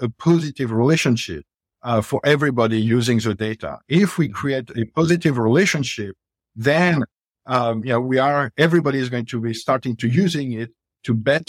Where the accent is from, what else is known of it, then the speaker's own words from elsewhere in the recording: Paris, Île-de-France, France; English is a second language; moved away as an adult; now in United States; I came from Paris. I always thought that after, you know, over 20 years in the U.S., I will not have an accent, but clearly this is not the case.